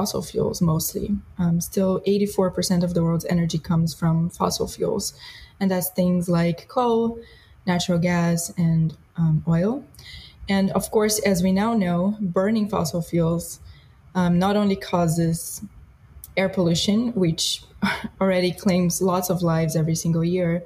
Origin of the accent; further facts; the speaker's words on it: Brazil; moved away; I grew up in Brazil